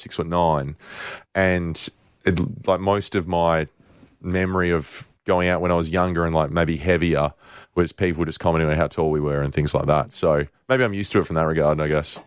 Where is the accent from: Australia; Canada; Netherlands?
Australia; we're Australian